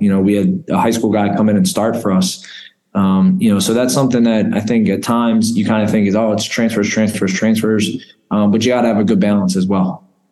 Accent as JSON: {"language": "English", "town": "Philadelphia", "region": "Pennsylvania", "country": "United States", "tie": "born or raised there", "moved": "as an adult", "lives_now": "Albany, United States", "said": "I'm a Philly guy. Um, been there all my life. I've only been out of Philadelphia twice"}